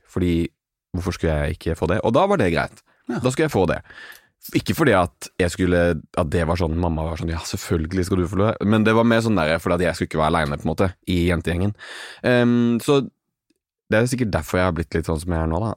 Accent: Arendal, Agder, Norway; alltid at jeg er fra Arendal, men når folk er sånn 'Å ja, Arendal', så skjønner jeg at de vet hva Arendal er.

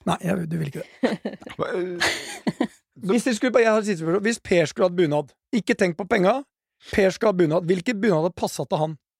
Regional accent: Porsgrunn, Vestfold og Telemark, Norway; jeg kommer fra en bunadsfamilie i Porsgrunn

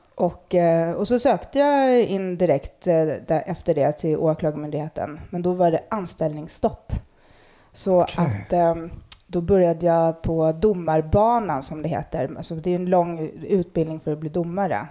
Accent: Stockholm, Stockholm County, Sweden; jag, växte upp i Akalla

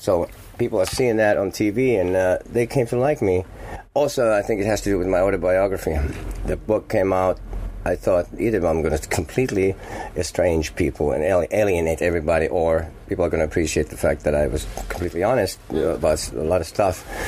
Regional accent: Finland; English is a second language; moved away as an adult; also born or lived in Manhattan, New York, United States; I'm from Finland

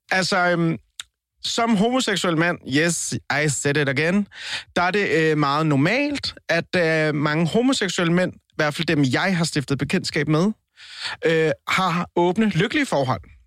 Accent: Colombia; now in Denmark; Og så er jeg, så er jeg latino. Jeg er, jeg er colombianer

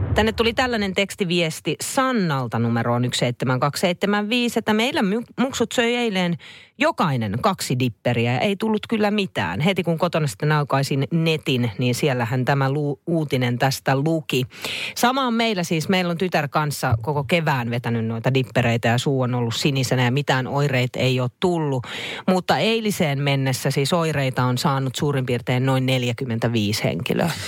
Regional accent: Naantali, Southwest Finland, Finland; Mä oon mm. siis tota, noin lapsuudessa todella siis Naantalissa

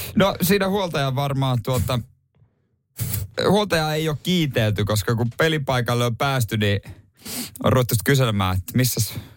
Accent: South Ostrobothnia, Finland; moved away; mun synnyin seuduilla siellä Pohjanmaalla

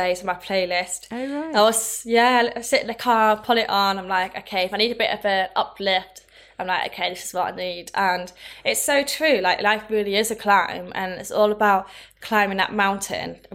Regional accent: Thirsk, Yorkshire and the Humber, United Kingdom; now in London, United Kingdom; move away from Thirsk. I came from Thirsk. it's like a very small town, middle of nowhere and moved to London hmm.

